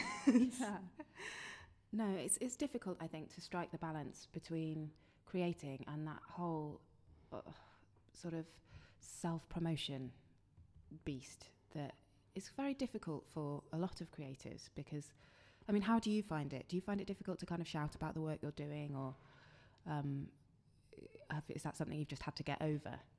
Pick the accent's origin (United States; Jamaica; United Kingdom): United Kingdom; London; born or raised there; moved away